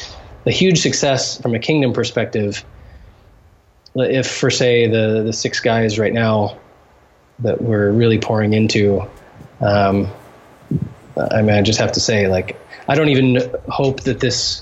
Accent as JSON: {"language": "English", "country": "United States", "moved": "as an adult", "lives_now": "Haiti", "said": "as an American Christian."}